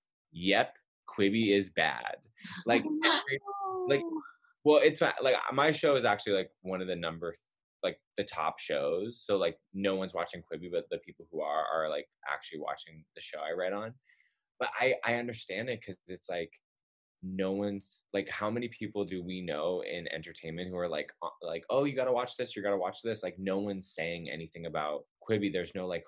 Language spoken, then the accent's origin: English; Massachusetts, United States; now in Los Angeles, United States; I'm from Massachusetts